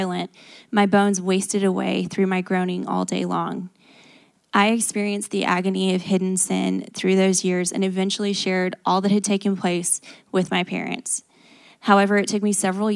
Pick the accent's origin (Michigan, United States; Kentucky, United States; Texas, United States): Texas, United States; New Braunfels; I grew up as the youngest of two in a Christian home in New Braunfels, Texas